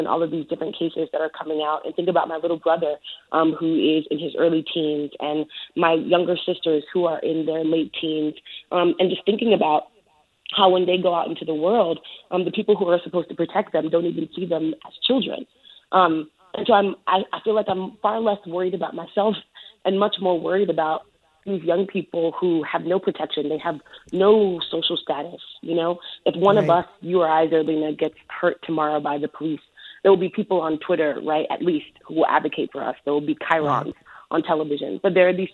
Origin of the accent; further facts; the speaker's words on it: New York City, New York, United States; I grew up in New York City. I grew up in the Bronx. I grew up in the South Bronx